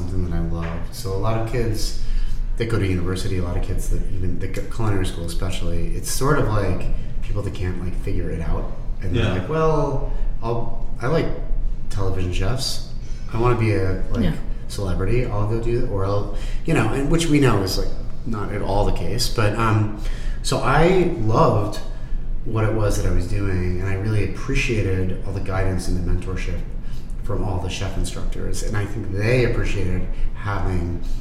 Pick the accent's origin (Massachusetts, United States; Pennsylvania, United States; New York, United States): Pennsylvania, United States; Pittsburgh; now in Philadelphia, United States; we grew up in Squirrel Hill, Pittsburgh